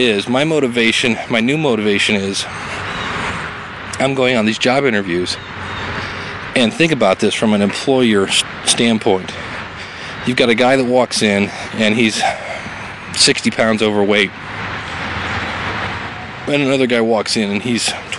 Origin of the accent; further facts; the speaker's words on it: Ohio, United States; I'm from Ohio